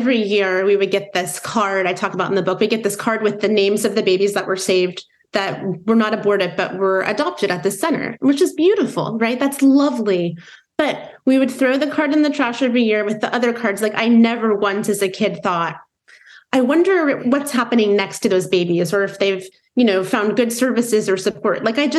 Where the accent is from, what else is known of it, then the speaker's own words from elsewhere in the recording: Midwest, United States; growing up in the Midwest, where it was certainly uncommon for people around me to identify as progressive politically